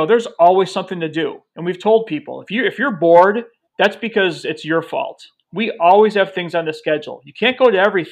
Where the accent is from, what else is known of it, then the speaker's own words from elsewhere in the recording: Chicago, Illinois, United States; I'm from Chicago.